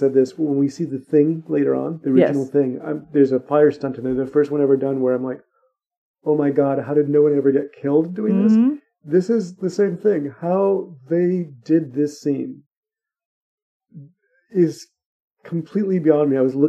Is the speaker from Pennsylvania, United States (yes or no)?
no; California, United States; from California. We don't like 7.9.